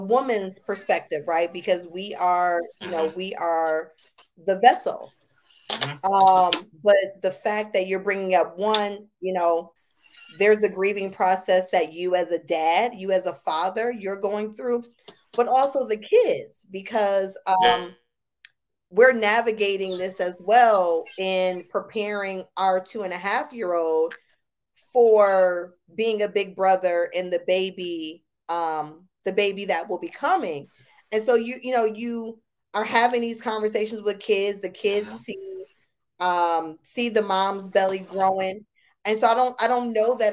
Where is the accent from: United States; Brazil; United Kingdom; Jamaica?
United States; Buffalo, New York; now in Austin, United States; I'm from Buffalo, New York